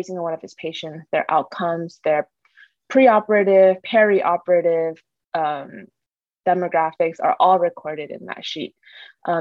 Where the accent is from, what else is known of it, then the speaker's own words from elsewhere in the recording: Irvine, California, United States; also born or lived in Boston; I grew up born and raised in Irvine